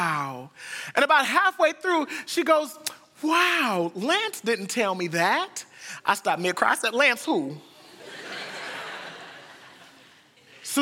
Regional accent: United States; we're from the United States

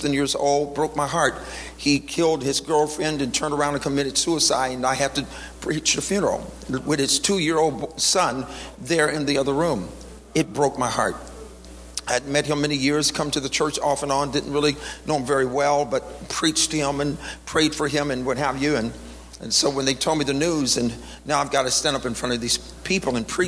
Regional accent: the South, United States; I was born in the South

